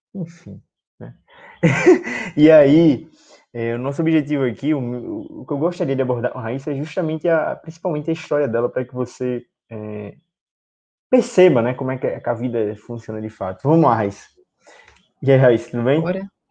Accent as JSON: {"language": "Portuguese", "town": "Natal", "region": "Rio Grande do Norte", "country": "Brazil", "said": "aqui em Natal. Somos de Natal, somos de Natal."}